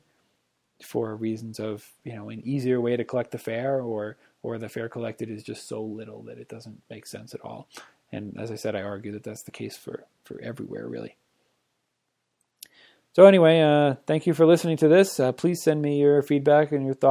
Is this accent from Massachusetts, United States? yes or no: yes; Boston, Massachusetts, United States; now in Breckenridge, United States; I am from Boston